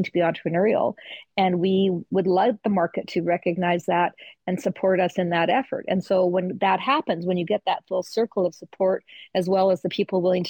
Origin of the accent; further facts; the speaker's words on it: Canada; we're Canadian